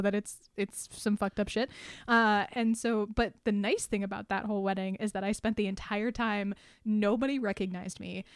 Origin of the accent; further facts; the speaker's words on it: New England, United States; I grew up in New England